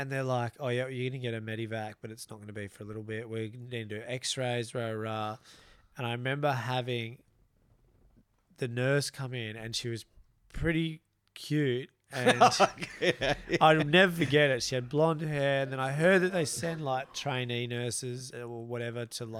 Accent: Broome, Western Australia, Australia; We're from Broome originally.

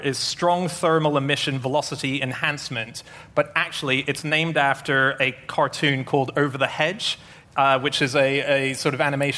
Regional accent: Australia; I'm Australian

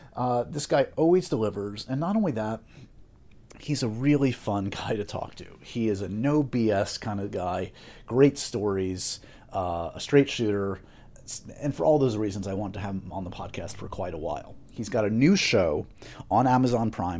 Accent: New York City, New York, United States; my hometown here in New York City

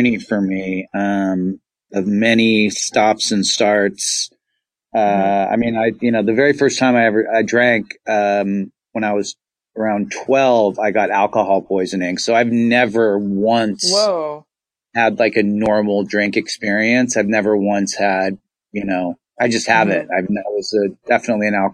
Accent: Los Angeles, California, United States; I'm in LA. I'm an LA native

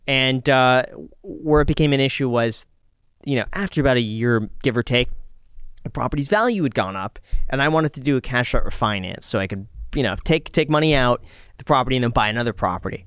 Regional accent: Los Angeles, California, United States; when I grew up in Los Angeles

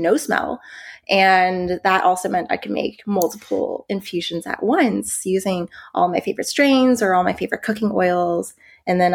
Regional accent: Texas, United States; moved away as an adult; also born or lived in New York; I'm originally from Texas, I moved to New York for college.

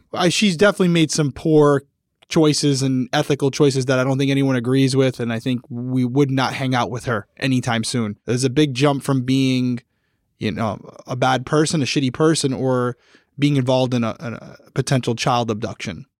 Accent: Rhode Island, United States; I'm from Rhode Island.

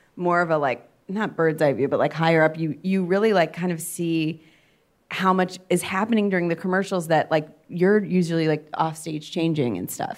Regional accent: Cleveland, Ohio, United States; we're also both from Cleveland

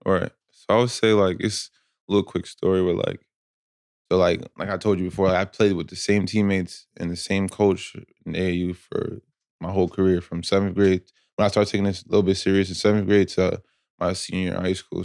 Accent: Asbury Park, New Jersey, United States; I'm from Asbury Park, New Jersey

